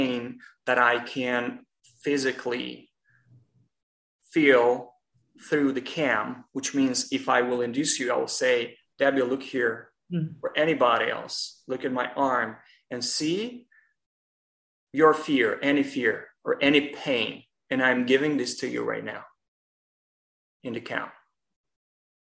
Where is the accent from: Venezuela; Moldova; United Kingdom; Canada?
Moldova; now in Los Angeles, United States; I'm originally from Republic of Moldova, but it's pretty much the neighbor of Romania.